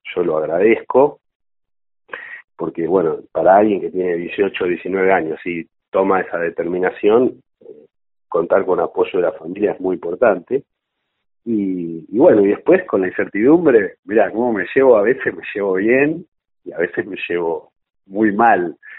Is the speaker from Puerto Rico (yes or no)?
no; Mar del Plata, Buenos Aires Province, Argentina; yo soy de, Mar del Plata